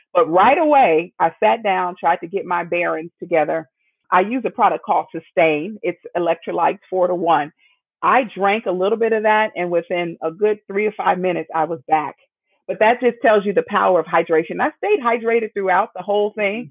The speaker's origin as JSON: {"language": "English", "region": "Midwest", "country": "United States", "tie": "born or raised there", "said": "born and raised in the Midwest"}